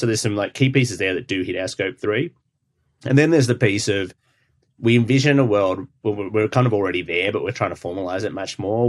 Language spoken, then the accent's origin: English; Australia; moved away; I'm Australian